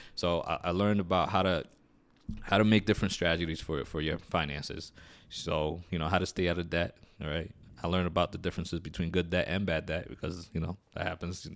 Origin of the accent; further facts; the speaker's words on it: New York City, New York, United States; I'm originally from New York City. I grew up in uh, in Queens, New York